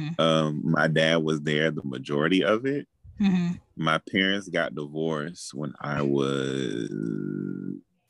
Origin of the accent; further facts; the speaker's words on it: Miami, Florida, United States; also born or lived in New Orleans, Louisiana; now in Georgia, United States; Okay, so I'm from New Orleans, but I grew up in Miami.